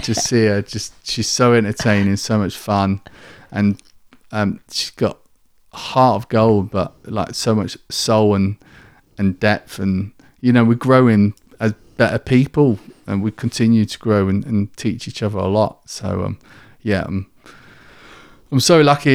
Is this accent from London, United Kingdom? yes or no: no; Kent, South East England, United Kingdom; accent: southern; moved away as an adult; also born or lived in Manchester; now in York, United Kingdom; from down south, you can probably tell by my, by my accent, um, in, in Kent, I grew up there